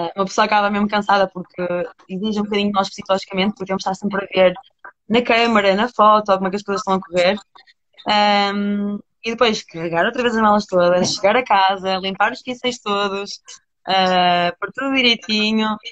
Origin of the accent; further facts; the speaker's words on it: Porto, Norte, Portugal; Estou em Portugal, estou no Porto, isto é a minha terra.